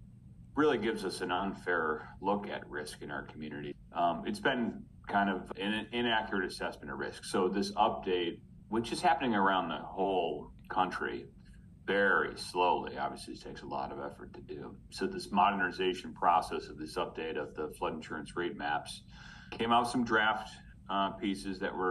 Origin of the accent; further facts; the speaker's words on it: Rochester, New York, United States; also born or lived in Elmira, New York; now in Ithaca, United States; I grew up in Rochester. Actually, I was born in Elmira